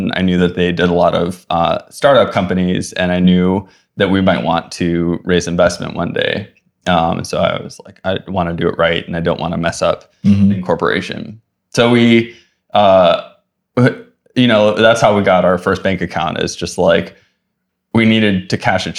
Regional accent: Oahu, Hawaii, United States; moved away as an adult; also born or lived in Kauai, Hawaii / Los Angeles / San Francisco Bay Area; I grew up in Hawaii. I was born on Kauai and I lived there until I was 8. And then I moved to Oahu. I mostly lived on Oahu until I went to college

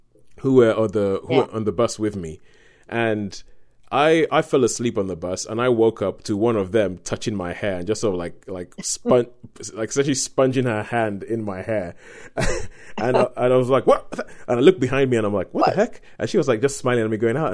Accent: Nigeria; growing up in Nigeria

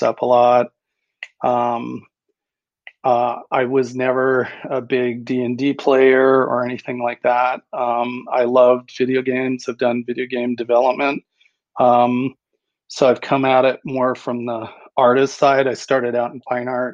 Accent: Port Dover, Ontario, Canada; moved away; I grew up near Toronto, Canada, a little fishing and beach village called Port Dover

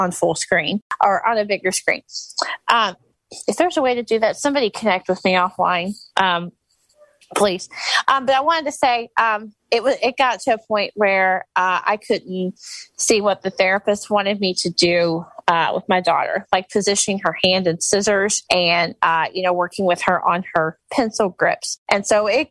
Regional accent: Louisville, Kentucky, United States; I'm from Louisville, Kentucky

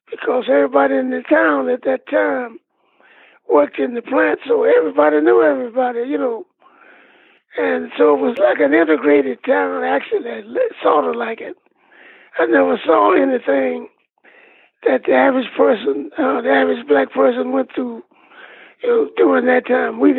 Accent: Badin, North Carolina, United States; was a happy go lucky kid. My mother was a school teacher, and my father was a minister of a couple of churches, you know.

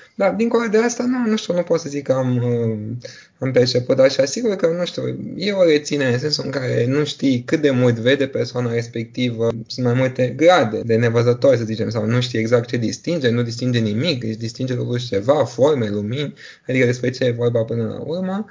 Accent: Bucharest, Romania; also born or lived in United Kingdom; M-am născut în România, în București, am urmat aici școala și liceul

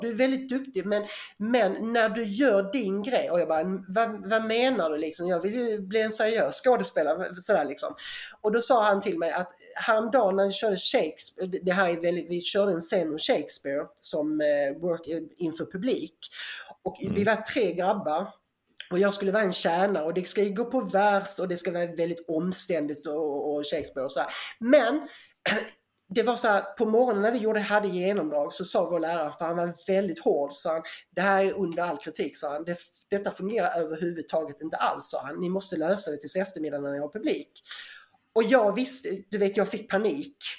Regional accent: Eslöv, Skåne, Sweden; accent: Scanian; jag kommer ju som, som Johan Glans då från Eslöv, Horva utanför

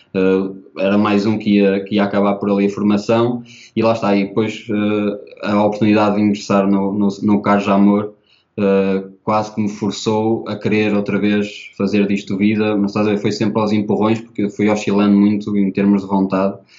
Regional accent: Portugal; eu sou da Oliveira das Mães, é uma, equipe, uma, uma cidade bastante pequena e, portanto, não eh, toda a gente conhece toda a gente. E eh, eu tinha alguns amigos de infância na primária

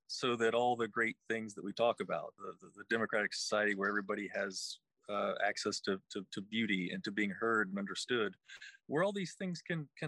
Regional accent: West Virginia, United States; now in Charlottesville, United States; I'm originally from West Virginia

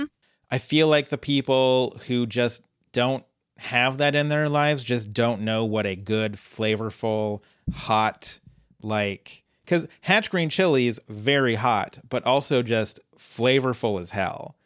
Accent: Colorado, United States; moved away; born and raised in Colorado

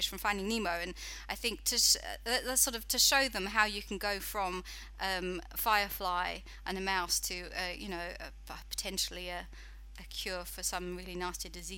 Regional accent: United Kingdom; moved away as an adult; now in New Zealand; For anybody who doesn't understand my accent, I'm actually British

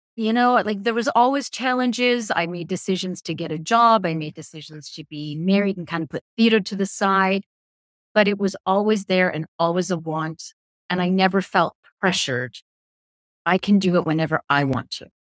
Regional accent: Belfast, Northern Ireland, United Kingdom; accent: English; now in Canada; My parents being British, we were born in Belfast

